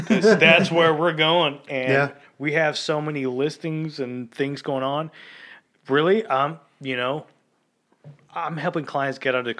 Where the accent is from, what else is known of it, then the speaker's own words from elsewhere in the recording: Lockhart, Texas, United States; I grew up out in Lockhart.